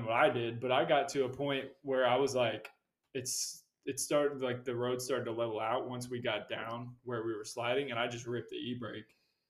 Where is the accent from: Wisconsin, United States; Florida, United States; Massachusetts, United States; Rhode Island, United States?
Florida, United States; I'm from Florida. We're from Florida.